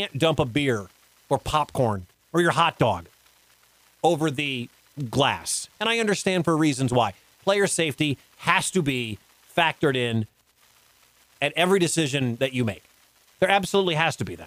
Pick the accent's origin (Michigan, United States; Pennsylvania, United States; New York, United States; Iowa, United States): Michigan, United States; Detroit; moved away; I grew up in the Detroit area.